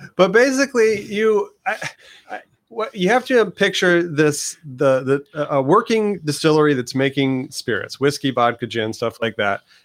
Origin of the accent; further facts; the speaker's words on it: northern Indiana, United States; moved away as an adult; now in Santa Ana, United States; I'm a transplant from Indiana, um, northern Indiana